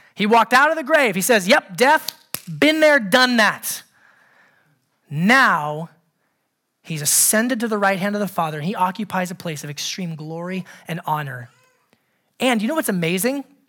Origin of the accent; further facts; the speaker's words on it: Anchorage, Alaska, United States; growing up in Anchorage, Alaska